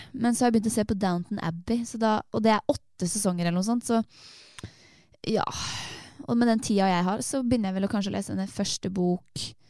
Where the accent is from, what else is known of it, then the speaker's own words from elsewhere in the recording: Torsnes, Østfold, Norway; moved away; jeg har vært hjemme i, der jeg kommer fra, et sted som heter Torsnes